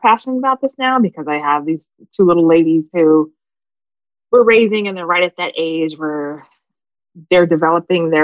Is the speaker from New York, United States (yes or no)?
no; Phoenix, Arizona, United States; moved away; also born or lived in Florida / Atlanta; I grew up in Phoenix, so I was around white kids and Mexicans